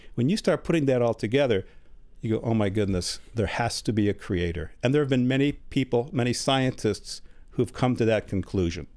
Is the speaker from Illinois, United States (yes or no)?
yes; Chicago, Illinois, United States; moved away as an adult; also born or lived in Germany; now in Tennessee, United States; I was born in Germany, but I grew up in Chicago. We came, uh, immigrated to Chicago when I was an infant